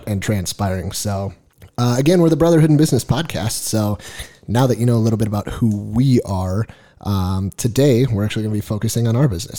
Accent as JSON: {"language": "English", "town": "Fergus Falls", "region": "Minnesota", "country": "United States", "tie": "born or raised there", "moved": "as an adult", "lives_now": "Nevada, United States", "said": "I was born and raised in Minnesota. Actually, grew up in a small town called Fergus Falls, Minnesota"}